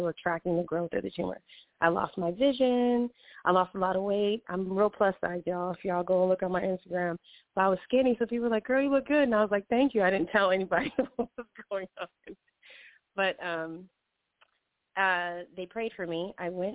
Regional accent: Hawaii, United States; now in Los Angeles, United States; I grew up in Hawaii, so I was born and raised out there

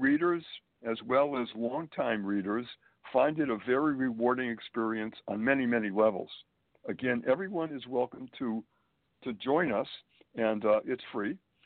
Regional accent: Springfield, Massachusetts, United States; moved away as an adult; also born or lived in Boston, Massachusetts / Manhattan, New York; now in New York City, United States; I was born and raised in New England, Springfield, Massachusetts, to be exact

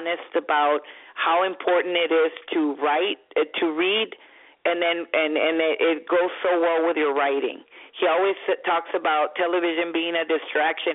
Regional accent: Brownsville, Texas, United States; moved away as an adult; now in North Carolina, United States; I grew up in a Hispanic family, and a Mexican American, you know, and I'm from Brownsville, Texas, but my family has been from Mexico

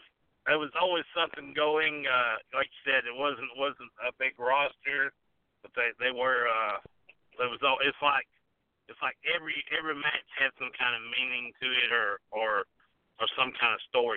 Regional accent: Chattanooga, Tennessee, United States; I was raised on the Stud stable in Chattanooga. You know, I was raised on Gulas wrestling.

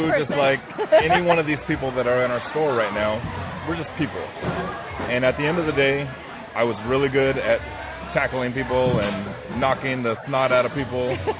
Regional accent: California, United States; I'm adopted. I came from the Bay Area.

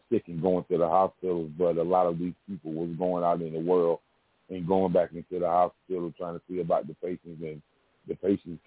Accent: South Carolina, United States; I'm from South Carolina, man. So I grew up around the soul blues music

